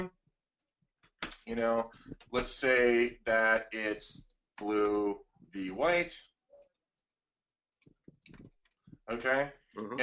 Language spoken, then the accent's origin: English; Blair County, Pennsylvania, United States; Blair County, which is the one I grew up with in Pennsylvania